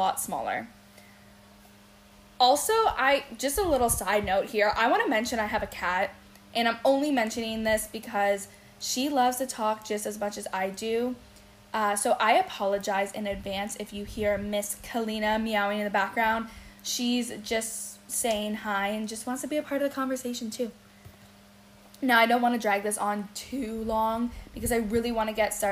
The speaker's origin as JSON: {"language": "English", "town": "Windsor", "region": "Ontario", "country": "Canada", "tie": "born or raised there", "moved": "as an adult", "lives_now": "Toronto, Canada", "said": "I was actually born in Windsor, Ontario, who some say is the armpit of Canada, but hey, it's home. I moved to Toronto when I was 23"}